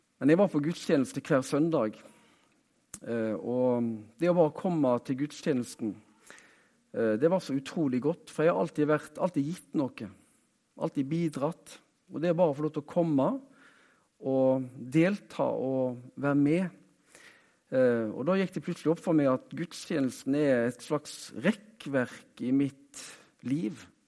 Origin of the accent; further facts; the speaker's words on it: Haugesund, Rogaland, Norway; Jeg er jo fra Haugesund, så eh, jeg er rogalending